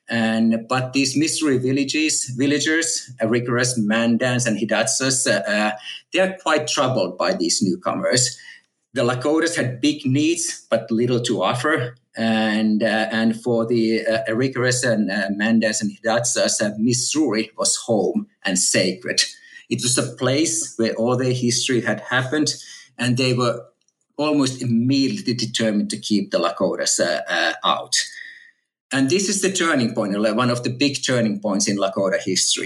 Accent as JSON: {"language": "English", "country": "Finland", "tie": "born or raised there", "also_born_or_lived": "Texas, United States / California, United States", "moved": "as an adult", "lives_now": "Oxford, United Kingdom", "said": "native Finn and I grew up in Finland"}